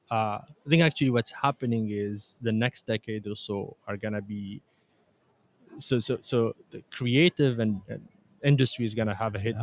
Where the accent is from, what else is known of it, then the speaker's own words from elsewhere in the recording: Tunisia; also born or lived in Canada; Just because I'm Tunisian Canadian, I can see that.